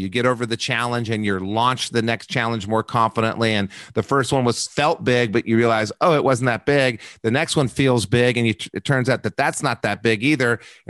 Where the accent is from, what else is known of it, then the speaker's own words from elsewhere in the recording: Albuquerque, New Mexico, United States; I grew up in Albuquerque, New Mexico. Wonderful people I grew up with.